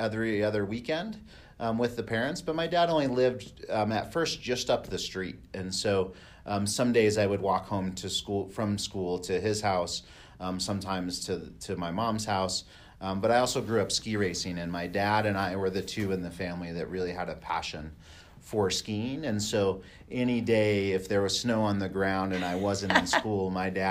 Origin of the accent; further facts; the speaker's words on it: Arvada, Colorado, United States; also born or lived in Phoenix, Arizona; I grew up in Arvada, just a little bit north of here and, you know, from the city of Denver